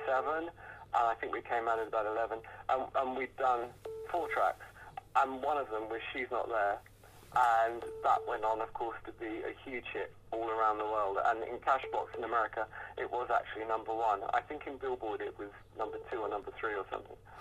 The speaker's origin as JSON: {"language": "English", "area": "Hertfordshire", "region": "East of England", "country": "United Kingdom", "said": "I come from Hertfordshire, and um, and, and that's a county in, in England"}